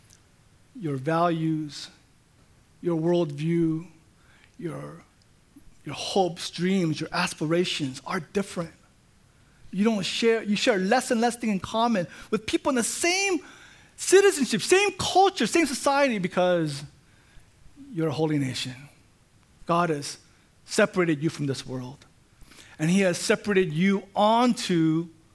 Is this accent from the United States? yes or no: yes; Orange County, Southern California, United States; I was born in the United States. I grew up in Southern California. Orange County is my home